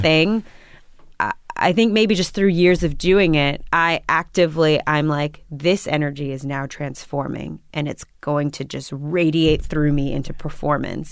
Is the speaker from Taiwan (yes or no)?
no; New York, United States; also born or lived in Berlin, Germany; I grew up in Washington Heights.